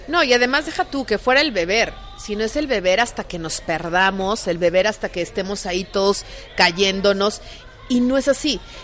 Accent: Mexico

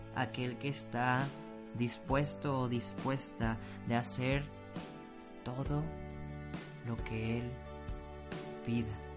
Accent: Mexico; te lo pido como mexicano

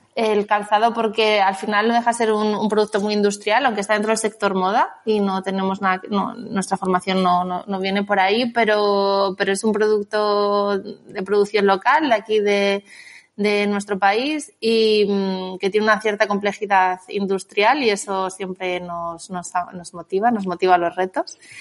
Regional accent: Salamanca, Castile and León, Spain; moved away as an adult; also born or lived in Valladolid; now in Barcelona, Spain; soy de Salamanca

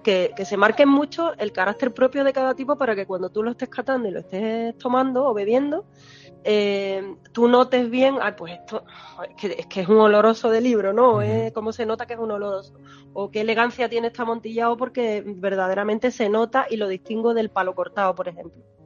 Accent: Moguer, Andalusia, Spain; moved away as an adult; also born or lived in Madrid / London / Mexico; now in Jerez de la Frontera, Spain; la zona de donde yo vengo, de Huelva a Moguer

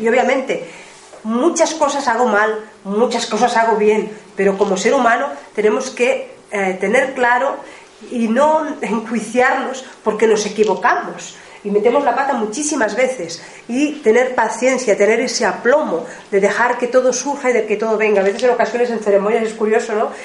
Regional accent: Ebro Delta, Catalonia, Spain; la zona del Ebro, eh, del delta del Ebro, de donde nosotros, de donde yo vengo

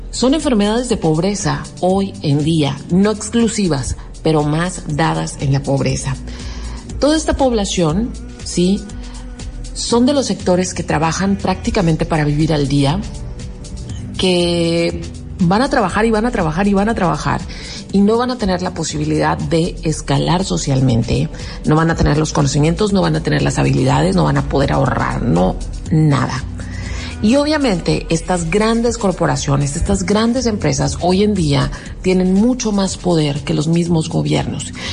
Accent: Mexico; los mexicanos, que de alguna manera también somos nativos de Estados Unidos

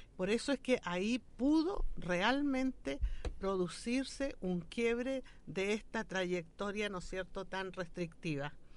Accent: Chile; Nosotros somos un país absolutamente mestizo

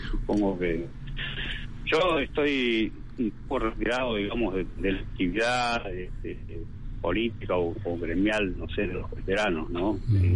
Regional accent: Entre Ríos, Argentina; todos los compañeros de, mi pueblo, Entre Ríos.

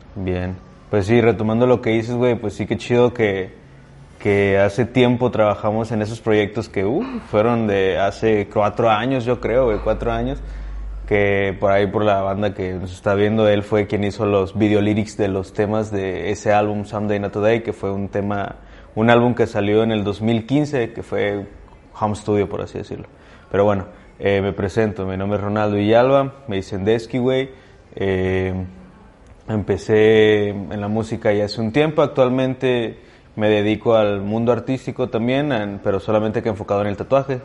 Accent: Ciudad Valles, San Luis Potosí, Mexico; moved away as an adult; also born or lived in Veracruz / Guadalajara; Yo nací y crecí aquí en Valles

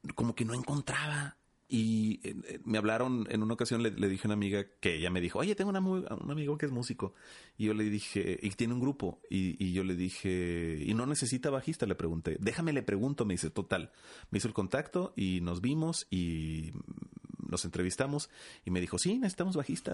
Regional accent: Los Mochis, Sinaloa, Mexico; now in Ciudad Juárez, Mexico; De los mochis Sinaloa

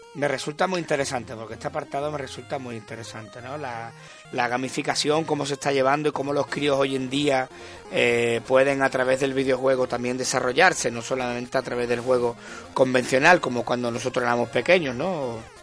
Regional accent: Conil de la Frontera, Andalusia, Spain; now in Seville, Spain; mi pueblo, en Conil

